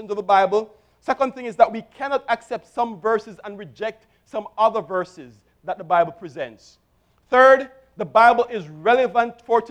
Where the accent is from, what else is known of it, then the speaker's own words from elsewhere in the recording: Jamaica; I grew up in Jamaica, and I attended a Brethren church